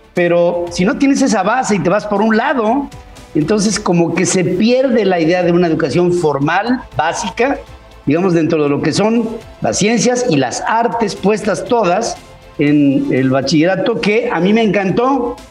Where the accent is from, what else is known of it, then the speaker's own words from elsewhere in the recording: Mexico; como mexicano